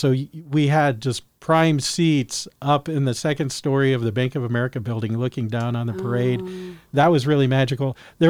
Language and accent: English; California, United States; Of course, growing up in Christian schools, private schools in California, there was Christian School Day.